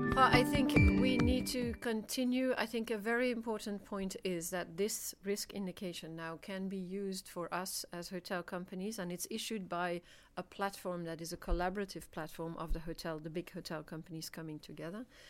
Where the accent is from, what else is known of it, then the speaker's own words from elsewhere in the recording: Belgium; I'm from Belgium